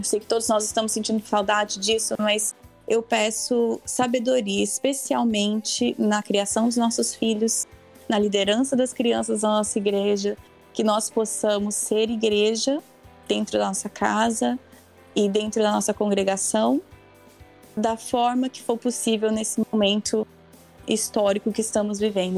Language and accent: Portuguese; Brazil; moved away as an adult; also born or lived in Spain; now in United States; Eu nasci aqui nos Estados Unidos, mas eu fui para o Brasil com 10 meses de idade. Então, eu cresci no Brasil